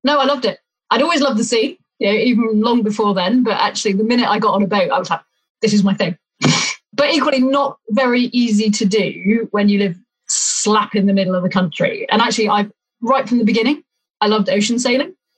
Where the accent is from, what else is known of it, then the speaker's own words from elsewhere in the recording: Leicestershire, East Midlands, United Kingdom; now in Winchester, United Kingdom; I grew up in Leicestershire